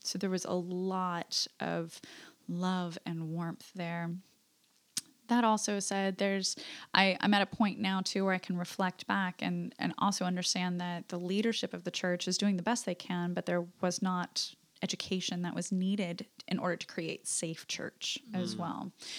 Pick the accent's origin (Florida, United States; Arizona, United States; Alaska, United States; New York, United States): Alaska, United States; moved away; I was in Alaska. I'm from Alaska originally.